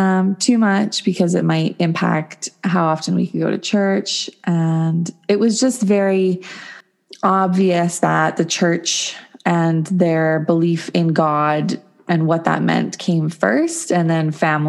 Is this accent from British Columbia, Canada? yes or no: yes; Williams Lake, British Columbia, Canada; In Williams Lake, BC, Canada.